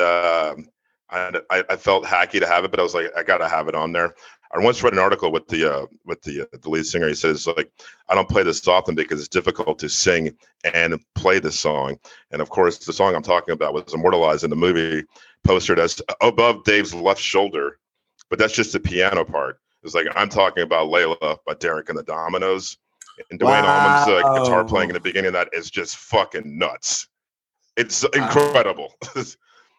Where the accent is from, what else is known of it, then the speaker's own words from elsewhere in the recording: Virginia, United States; also born or lived in Tennessee; I'm from Virginia.